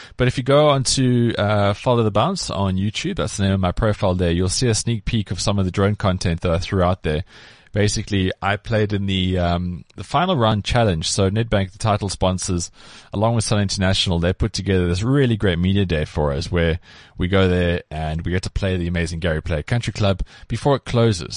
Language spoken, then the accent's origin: English; South Africa; growing up in South Africa